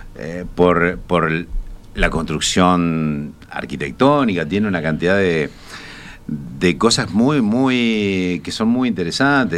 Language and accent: Spanish; Colonia del Sacramento, Colonia, Uruguay; yo soy coloniense. nací, en Colonia de Sacramento, así que te imaginarás que me eduqué viendo un lugar